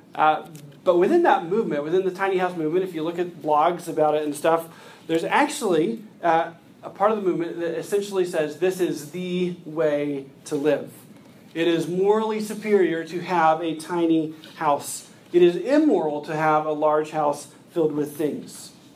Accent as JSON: {"language": "English", "country": "United States", "said": "As American Christians"}